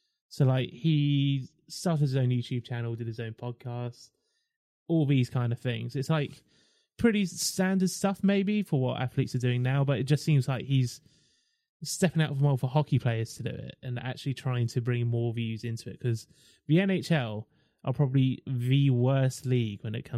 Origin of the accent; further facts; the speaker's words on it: Milford, South East England, United Kingdom; I'm from Milford in Surrey.